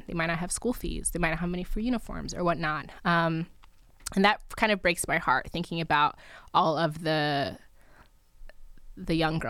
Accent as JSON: {"language": "English", "country": "Nigeria", "said": "I'm Nigerian. My husband's from Kenya. So we would like to at some point go back home because that's still home."}